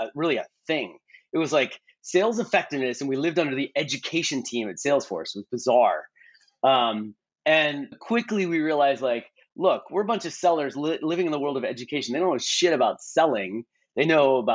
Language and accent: English; Bay Area, California, United States; I grew up in the Bay Area